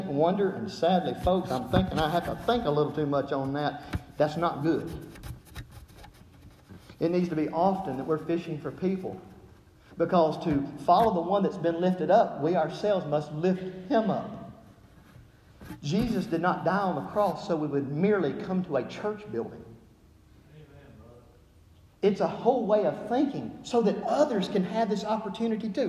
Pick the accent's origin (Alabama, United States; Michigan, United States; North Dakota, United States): Alabama, United States; accent: Southern; moved away; growing up in Alabama